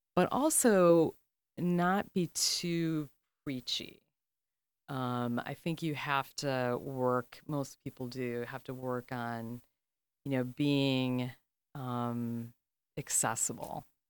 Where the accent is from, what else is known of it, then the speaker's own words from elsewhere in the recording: Chicago, Illinois, United States; I'm from the South Side